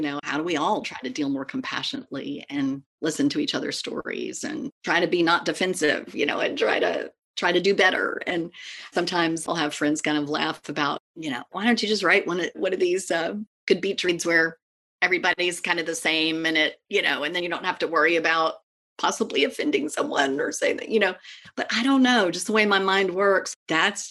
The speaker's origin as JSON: {"language": "English", "region": "East Tennessee", "country": "United States", "tie": "born or raised there", "also_born_or_lived": "Washington, D.C.", "said": "I was born in Washington, D.C., right in the heart of the city, but moved at age 5. So grew up in East Tennessee"}